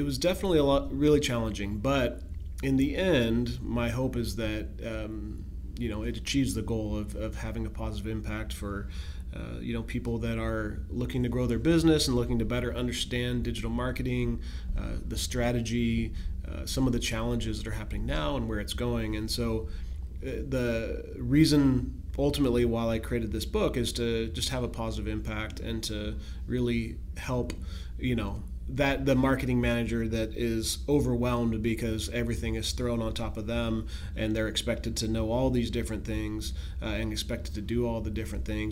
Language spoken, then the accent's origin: English; Pacific Northwest, United States; I grew up here in the Pacific Northwest